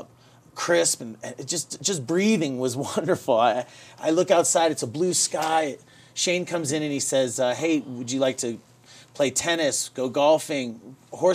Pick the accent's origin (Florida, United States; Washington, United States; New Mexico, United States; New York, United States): Florida, United States; St. Petersburg; moved away as an adult; also born or lived in Silver Spring, Maryland; now in Colorado, United States; I grew up in Florida, though, primarily St. Petersburg, Florida.